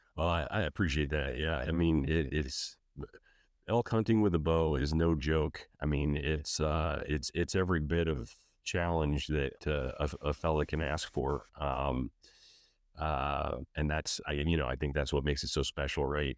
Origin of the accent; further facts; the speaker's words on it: Pennsylvania, United States; moved away as an adult; also born or lived in Colorado / Easton, Pennsylvania; Growing up in Pennsylvania